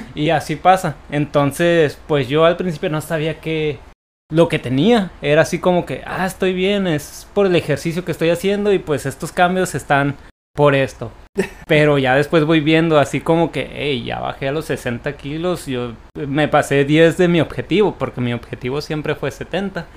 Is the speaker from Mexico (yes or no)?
yes; Tijuana, Baja California, Mexico; soy originario de Tijuana y radico en esta ciudad